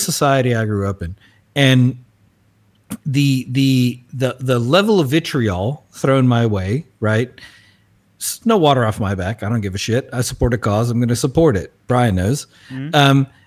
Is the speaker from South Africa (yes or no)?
yes; South Africa; we as South African Afrikaner